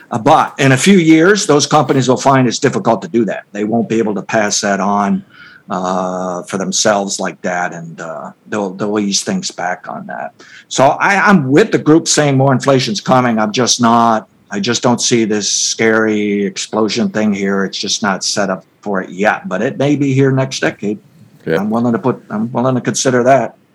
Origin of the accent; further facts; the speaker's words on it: United States; as an American